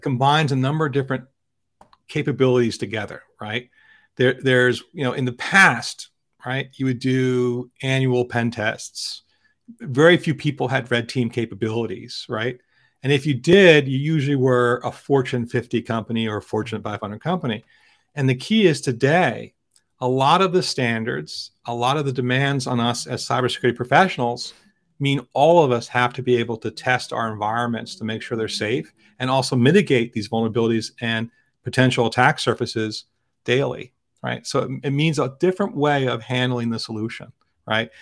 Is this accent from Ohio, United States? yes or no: no; Philadelphia, Pennsylvania, United States; I travel from my hometown of Philadelphia by high-speed train every day to New York City